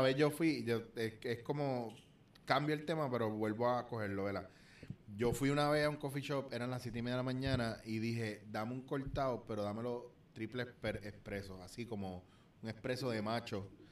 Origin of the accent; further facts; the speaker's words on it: Puerto Rico; como boricua